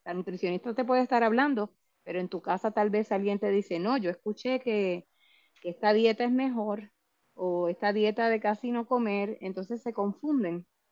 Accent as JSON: {"language": "Spanish", "country": "Puerto Rico", "said": "nosotros, y me incluyo como puertorriqueños"}